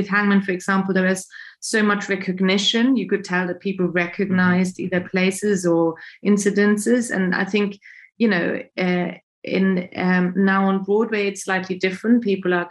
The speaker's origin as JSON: {"language": "English", "country": "Germany", "moved": "yes", "said": "I'm German, I'm not British either."}